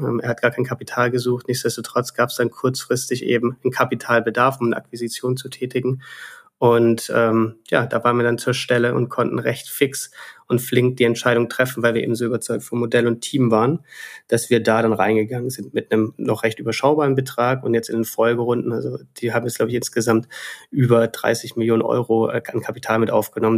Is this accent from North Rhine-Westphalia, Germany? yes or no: no; Stuttgart, Baden-Württemberg, Germany; also born or lived in Reutlingen / Barcelona / Dublin; bin Schwabe, ähm, komme aus Stuttgart